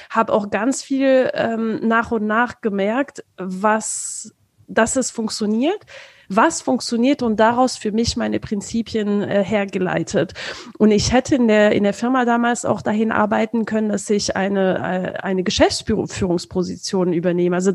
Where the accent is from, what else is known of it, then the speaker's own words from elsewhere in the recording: France; ich komme ursprünglich aus Frankreich.